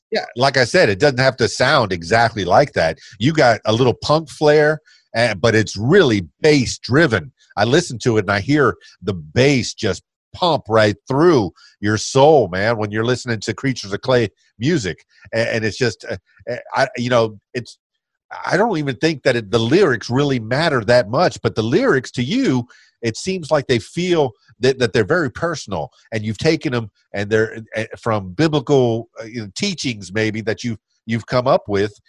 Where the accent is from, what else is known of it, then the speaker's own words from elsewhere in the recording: Miami, Florida, United States; now in Conway, United States; i was born in Miami and I've, I've pr- primarily stayed in the South